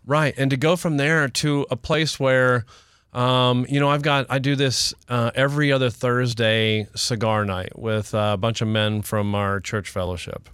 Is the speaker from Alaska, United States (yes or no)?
no; Houston, Texas, United States; I'm from Houston, not Oklahoma.